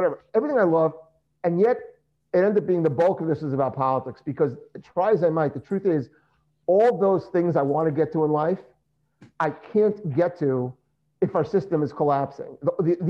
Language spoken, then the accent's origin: English; United States; I'm an American, I've never been an Israeli